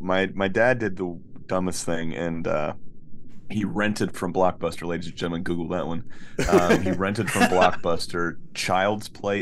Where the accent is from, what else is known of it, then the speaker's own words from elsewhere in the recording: Florida, United States; we're from Florida, right? So we go to the beach all the time.